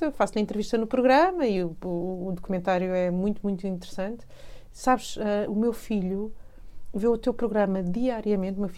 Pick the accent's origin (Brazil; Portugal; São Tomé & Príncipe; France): France; Paris, Île-de-France; born there; eu nasci em Paris, os meus pais são portugueses, eu nasci em Paris